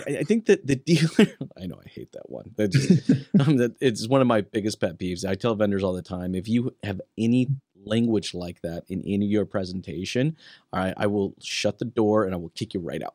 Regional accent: Western United States, United States; now in Canada; I'm originally from the Western side of the United States.

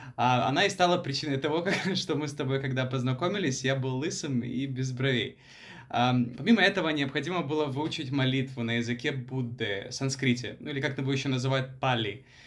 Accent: Ukraine; moved away as an adult; also born or lived in Thailand; now in Bangkok, Thailand; Сам я родом из Таиланда, в том плане, что я родился здесь, но вырос в Украине. А, приехал я в Таиланд в возрасте 18 лет.

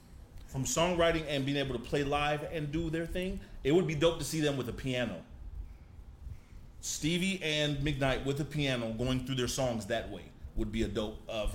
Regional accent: the Bay Area, California, United States; I'm from the Bay.

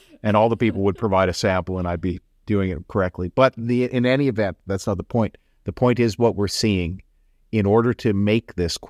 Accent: Richmond, British Columbia, Canada; I'm originally from Richmond.

